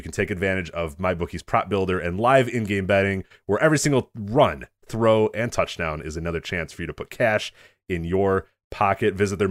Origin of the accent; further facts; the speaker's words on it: Chicago, Illinois, United States; Well, I'm in a weird position too, but being a Chicagoan, I'm supposed to hate the Packers, but I don't.